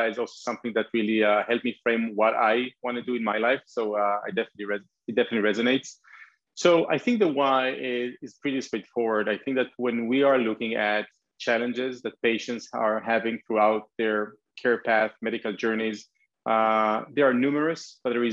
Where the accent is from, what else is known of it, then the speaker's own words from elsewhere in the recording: Israel; I am from Israel, and this is where the company has been founded